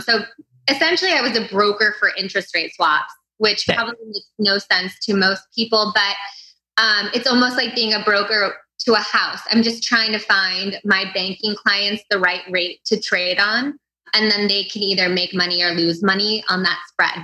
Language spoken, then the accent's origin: English; St. Louis, Missouri, United States; also born or lived in Chicago, Illinois; I'm from the Midwest. I grew up in St. Louis. Um, I was born in Chicago